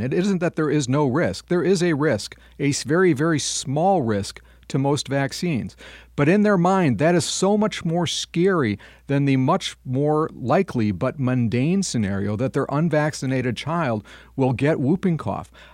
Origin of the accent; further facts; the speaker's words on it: Madison, Wisconsin, United States; my hometown of Madison, Wisconsin